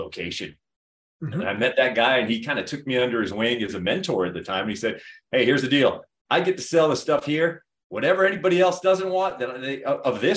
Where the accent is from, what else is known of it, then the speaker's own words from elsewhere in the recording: Florida, United States; moved away as an adult; also born or lived in Centennial, Colorado; now in Colorado Springs, United States; I was originally from Florida